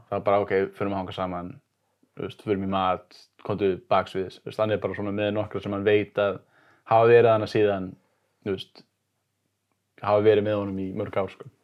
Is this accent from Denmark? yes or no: no; Sweden; now in Iceland; ég orðst upp í Svíþjóð